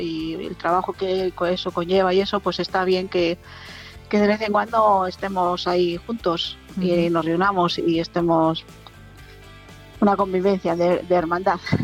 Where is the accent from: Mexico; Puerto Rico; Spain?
Spain; Palencia, Castile and León; moved away as an adult; also born or lived in Herrera de Pisuerga; now in Burgos, Spain; yo siempre digo que soy de Palencia